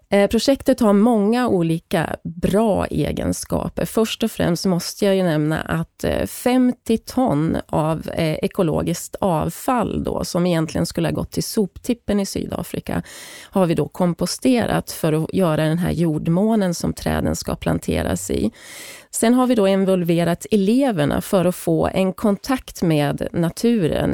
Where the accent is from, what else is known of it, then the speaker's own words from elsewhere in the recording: Hälsingland, Gävleborg County, Sweden; moved away as an adult; now in South Africa; Jag är född och uppvuxen i Hälsingland